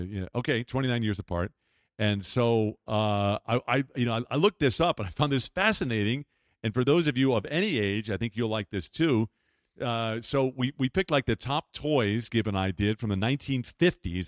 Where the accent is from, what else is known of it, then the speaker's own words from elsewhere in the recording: Long Island, New York, United States; in the nineteen fifties when I was growing up on Long Island